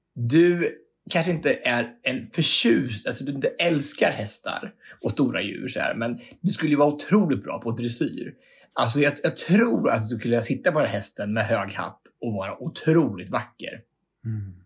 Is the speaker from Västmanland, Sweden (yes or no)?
no; Hallsberg, Örebro County, Sweden; Jag är hemma i Hallsberg